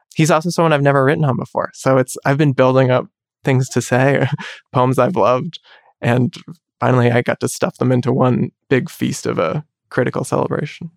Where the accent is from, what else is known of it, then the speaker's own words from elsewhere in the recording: United States; I'm Chinese American